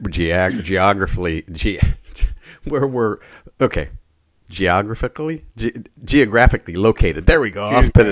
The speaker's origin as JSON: {"language": "English", "town": "Indianapolis", "region": "Indiana", "country": "United States", "tie": "born or raised there", "said": "I was born and raised in Indianapolis"}